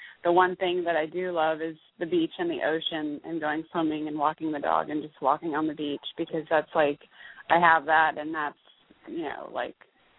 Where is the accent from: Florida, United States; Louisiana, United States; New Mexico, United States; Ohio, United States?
Florida, United States; Jacksonville; also born or lived in Portland / San Francisco Bay Area; I'm from Jacksonville, but I was living out in Portland, which I love